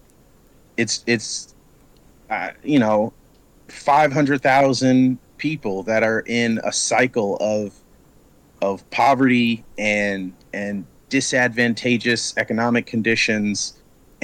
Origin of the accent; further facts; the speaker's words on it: Chicago, Illinois, United States; moved away as an adult; now in Los Angeles, United States; I'm from Chicago, South Side, born and raised